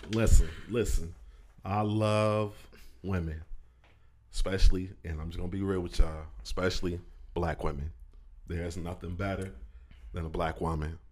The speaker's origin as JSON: {"language": "English", "town": "Indianapolis", "region": "Indiana", "country": "United States", "moved": "as an adult", "lives_now": "Pensacola, United States", "said": "I'm from up north. I'm from Indianapolis"}